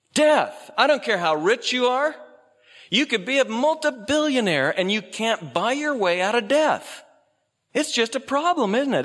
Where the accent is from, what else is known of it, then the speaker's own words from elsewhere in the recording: Oregon, United States; I was born out here in Oregon